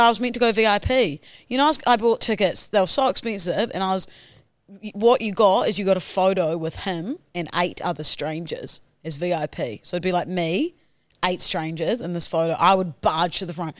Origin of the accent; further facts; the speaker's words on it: New Zealand; now in Australia; I'm from New Zealand